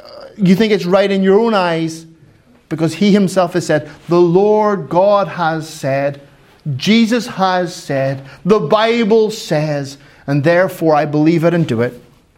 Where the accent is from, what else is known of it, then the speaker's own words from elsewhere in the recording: Finland; Well, Kyle, I'm from Finland and we're very quiet. We're not like, woohoo! We're like, woo.